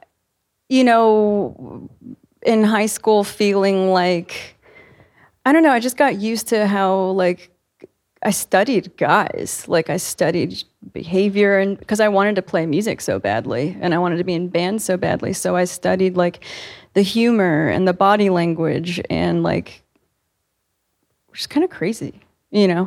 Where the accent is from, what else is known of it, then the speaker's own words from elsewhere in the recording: Virginia Beach, Virginia, United States; I grew up in Virginia Beach, and we would literally vacation in Virginia Beach too